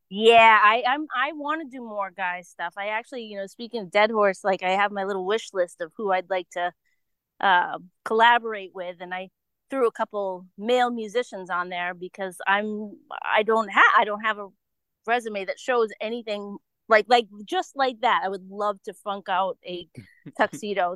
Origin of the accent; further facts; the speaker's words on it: Holliston, Massachusetts, United States; also born or lived in Foxborough, Massachusetts; I'm from a little town outside of Boston, west of Boston